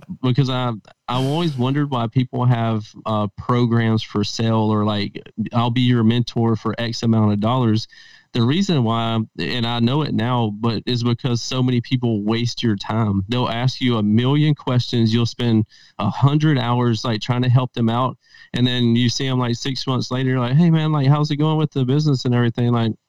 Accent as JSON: {"language": "English", "region": "Mississippi", "country": "United States", "tie": "born or raised there", "moved": "as an adult", "lives_now": "Las Vegas, United States", "said": "I'm from Mississippi, and that's where I was born and raised at. And I've transplanted out to Las Vegas about 7 years ago."}